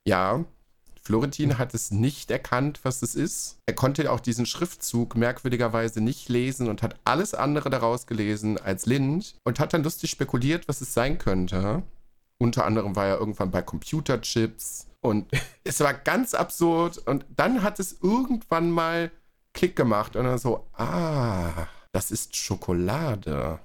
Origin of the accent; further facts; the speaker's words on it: North Rhine-Westphalia, Germany; now in Berlin, Germany; Nordrhein-Westfalen, also zumindest so in meiner Ecke, da wo ich äh, aufgewachsen bin und gewohnt habe